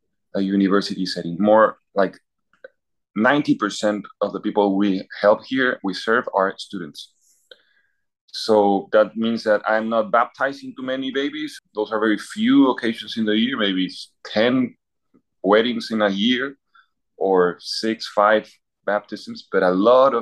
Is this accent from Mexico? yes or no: no; Peru; moved away as an adult; now in Philadelphia, United States; I come from Peru. I was born in Peru and lived all my life there.